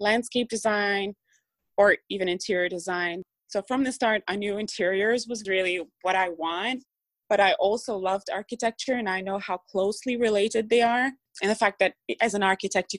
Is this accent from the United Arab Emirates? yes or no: yes; Dubai, United Arab Emirates; English is a second language; now in United States; I was born and raised in Dubai